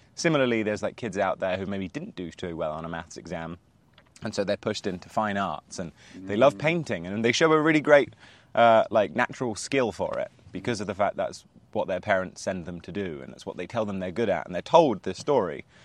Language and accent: English; Spain; I grew up in Spain